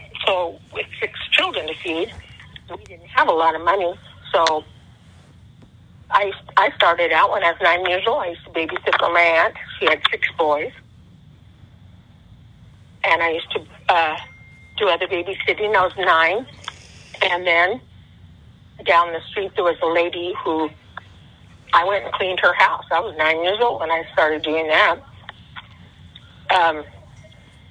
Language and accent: English; Long Beach, California, United States; also born or lived in Bisbee, Arizona / San Pedro, California; I grew up in Long Beach